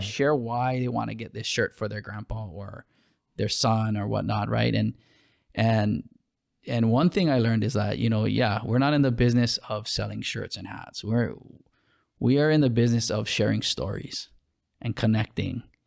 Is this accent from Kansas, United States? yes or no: no; Hawaii, United States